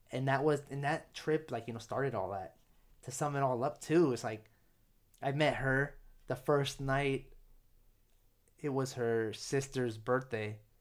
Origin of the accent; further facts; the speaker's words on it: United States; first language English; I'm not completely prideful of being American